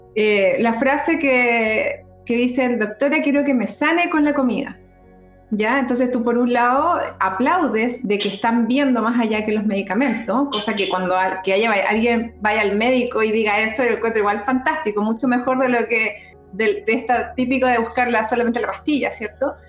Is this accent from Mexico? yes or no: no; Concepción, Biobío, Chile; soy oriunda de Concepción, penquista